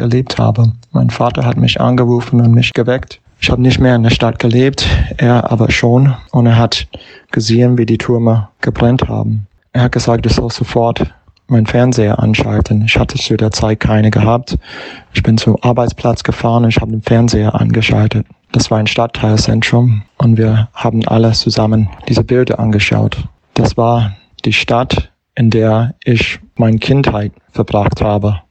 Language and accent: German; New York, United States; German is a second language; moved away; ich bin US-Amerikaner und New York ist meine Heimatstadt